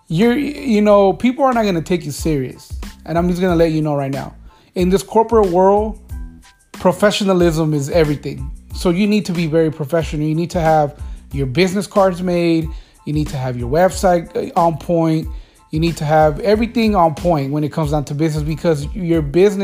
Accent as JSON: {"language": "English", "town": "Los Angeles", "region": "California", "country": "United States", "said": "I am from California, so Los Angeles"}